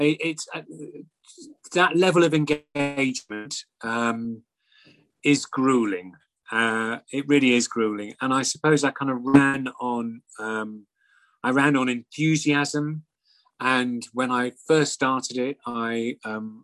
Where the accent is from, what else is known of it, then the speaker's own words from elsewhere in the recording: Scotland, United Kingdom; I'm Scottish